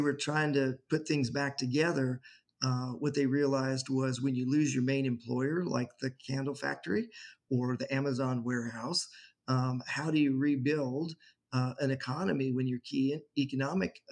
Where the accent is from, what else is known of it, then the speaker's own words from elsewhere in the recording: Colorado, United States; I grew up in Colorado